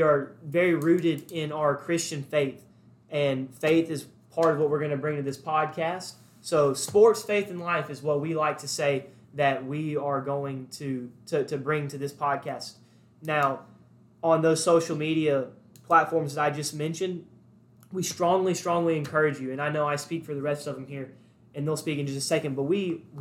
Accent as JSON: {"language": "English", "town": "Birmingham", "region": "Alabama", "country": "United States", "said": "I am from Birmingham, Alabama"}